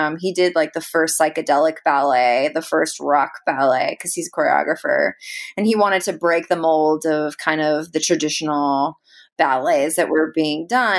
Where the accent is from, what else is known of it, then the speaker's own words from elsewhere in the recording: San Francisco, California, United States; I grew up like in the heart of the Haight-Ashbury. My father, he bought that house in 1967.